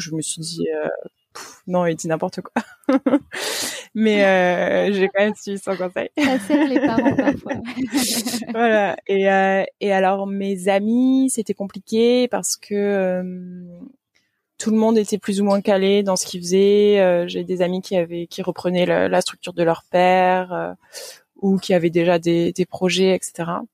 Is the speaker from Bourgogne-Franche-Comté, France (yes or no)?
no; Toulouse, Occitania, France; moved away as an adult; also born or lived in Nantes; je suis originaire de Toulouse. donc, je suis née là-bas. J'ai fait la première partie de mes études et mes classes prépa là-bas